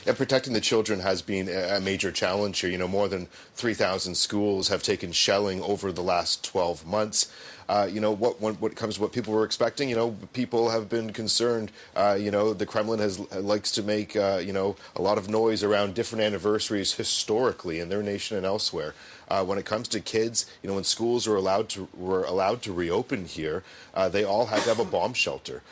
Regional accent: Canada; I'm from Canada

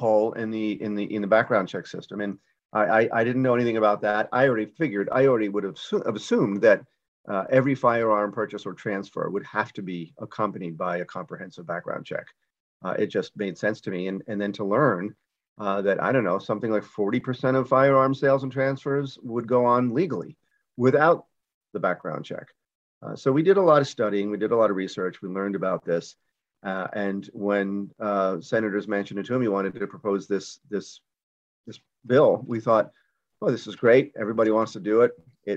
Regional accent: Yonkers, New York, United States; I grew up in Yonkers, New York

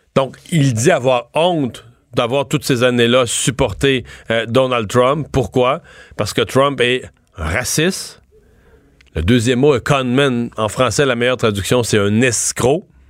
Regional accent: Rivière-du-Loup, Quebec, Canada; Moi, je viens de Rivière-du-Loup

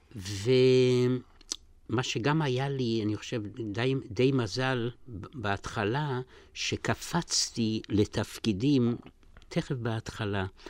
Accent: Zolochiv, Lviv Oblast, Ukraine; moved away; אני נולדתי בפולין, בגליציה, בעיר זלוצ'וב

